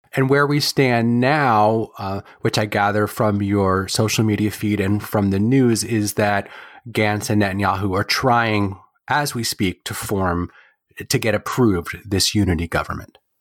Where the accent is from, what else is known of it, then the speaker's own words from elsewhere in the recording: Wilmington, Delaware, United States; now in Chapel Hill, United States; I was raised in Wilmington, Delaware by proud Jews who love Israel